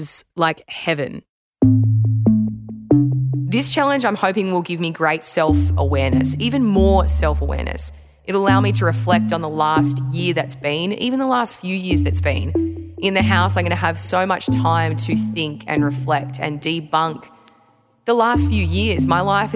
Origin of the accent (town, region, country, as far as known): Australia